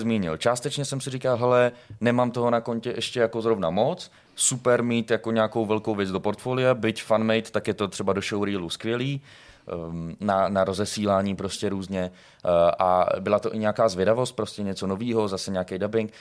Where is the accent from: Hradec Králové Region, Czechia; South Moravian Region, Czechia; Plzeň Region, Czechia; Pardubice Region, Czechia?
South Moravian Region, Czechia; Brno; moved away as an adult; now in Prague, Czechia; A v roce 2020 jsem se přestěhoval do Prahy. Já jsem z Brna